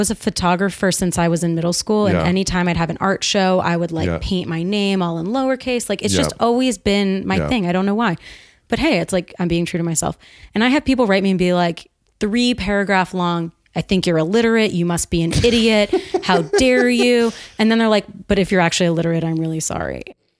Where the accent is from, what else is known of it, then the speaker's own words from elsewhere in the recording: Northeast, United States; I'm a straight shooter. I'm from the Northeast.